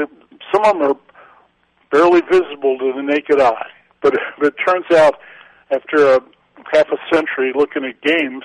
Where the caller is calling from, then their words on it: District of Columbia, United States; from outside Washington, D.C.